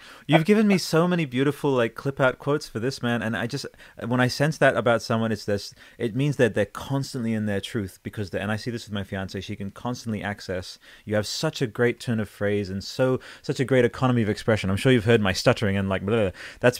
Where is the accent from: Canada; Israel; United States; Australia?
Australia; Newcastle, New South Wales; born there; now in Canberra, Australia; in Newcastle.